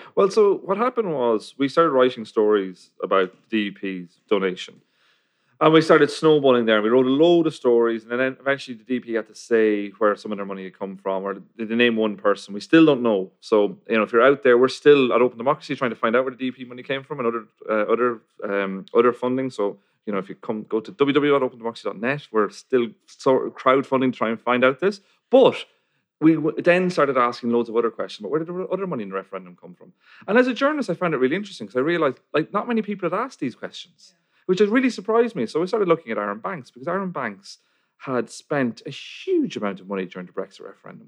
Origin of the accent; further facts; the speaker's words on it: Ireland; I'm from Ireland